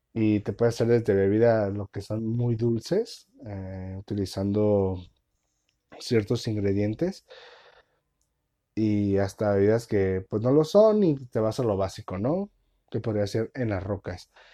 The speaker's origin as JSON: {"language": "Spanish", "country": "Mexico", "said": "uno como mexicano"}